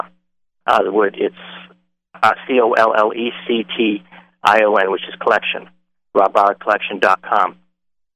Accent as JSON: {"language": "English", "area": "outside of Boston", "region": "Massachusetts", "country": "United States", "tie": "born or raised there", "said": "I was born outside of Boston"}